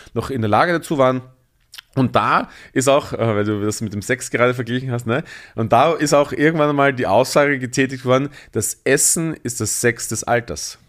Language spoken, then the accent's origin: German; Bruck an der Leitha, Lower Austria, Austria; moved away as an adult; also born or lived in Mödling, Austria / Vienna, Austria / Tyrol, Austria; now in Berlin, Germany; Bin aufgewachsen zwischen Wien und der ungarischen Grenze, also ähm, 20 Minuten nach Wien und 30 Minuten nach Ungarn sozusagen, an der Grenze zum Burgenland. Das wunderschöne kleine Dorf heißt Bruck an der Leiter